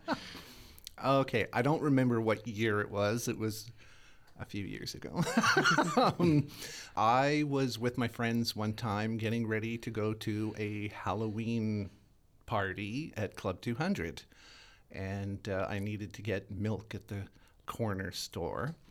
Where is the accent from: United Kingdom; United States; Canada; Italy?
Canada; Winnipeg, Manitoba; I'm born and raised in Winnipeg, Manitoba